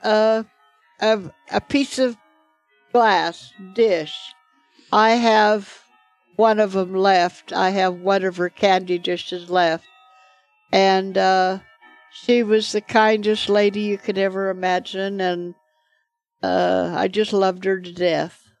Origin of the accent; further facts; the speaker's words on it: Firth, Idaho, United States; also born or lived in Pocatello, Idaho / Shelley, Idaho; I grew up in Firth till I was twelve, and then I moved to Pocatello